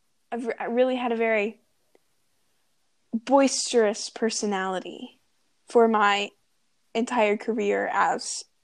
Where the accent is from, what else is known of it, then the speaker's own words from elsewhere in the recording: Los Angeles, California, United States; born there; So I know that I was born in Los Angeles and my mom worked for Chaminade Middle School and she coached field hockey